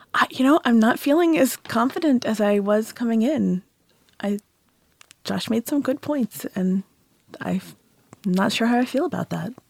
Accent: Houston, Texas, United States; now in Massachusetts, United States; I grew up in Houston

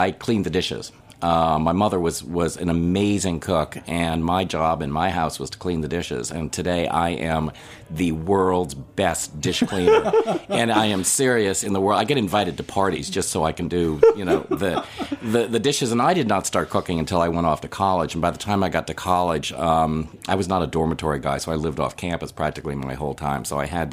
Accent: Chicago, Illinois, United States; now in New England, United States; I'm from Chicago originally

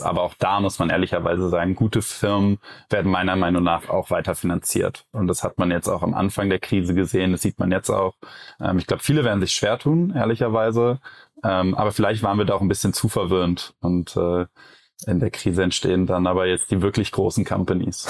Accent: Cologne, North Rhine-Westphalia, Germany; ich als Kölner

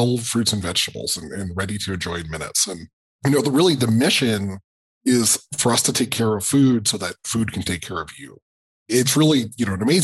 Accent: Colorado, United States; I grew up in Colorado

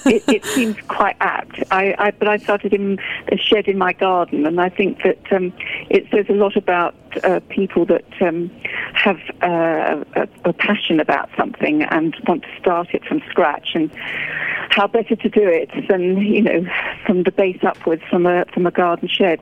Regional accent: United Kingdom; I'm British and I have a fantastic um, cheese culture here

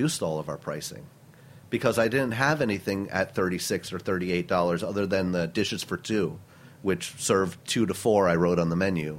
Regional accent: Milton, New York, United States; I grew up upstate New York in a tiny town called Milton, New York, in the Hudson Valley

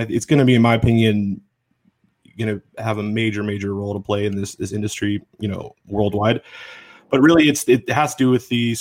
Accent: Washington, United States; I am from Washington State

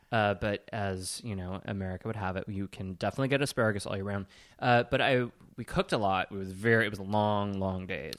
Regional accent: Sheboygan, Wisconsin, United States; I am from Sheboygan

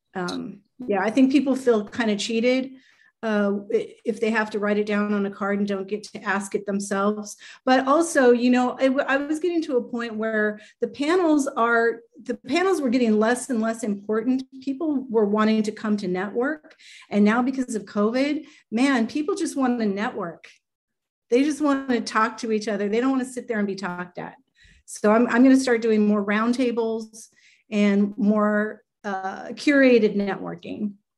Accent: Los Angeles, California, United States; in my hometown

